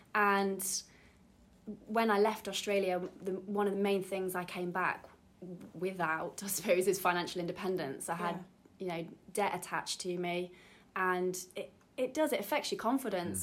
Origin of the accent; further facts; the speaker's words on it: Derby, East Midlands, United Kingdom; moved away as an adult; I'm originally from Derby, moved back um, after 10 years away